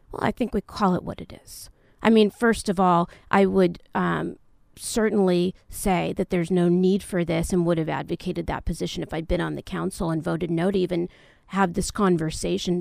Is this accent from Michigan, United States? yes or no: no; San Fernando Valley, California, United States; moved away as an adult; also born or lived in New York; now in Irvine, United States; I grew up in the San Fernando Valley, um, in the eighties in real suburbia